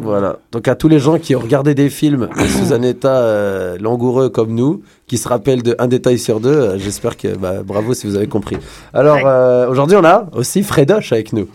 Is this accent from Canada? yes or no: yes; Quebec, Canada; nous sommes Québécois